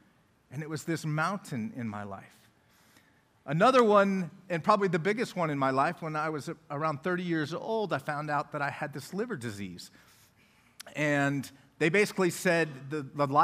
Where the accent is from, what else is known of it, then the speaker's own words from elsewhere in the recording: Colorado Springs, Colorado, United States; also born or lived in Loveland, Colorado / Denver, Colorado; now in Oklahoma City, United States; Colorado Springs, and that is where I was born and raised.